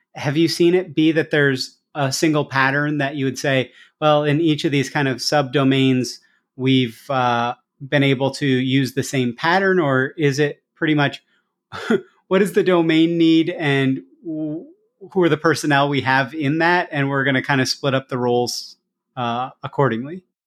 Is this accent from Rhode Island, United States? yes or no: no; Iowa, United States; Iowa, which is my home state.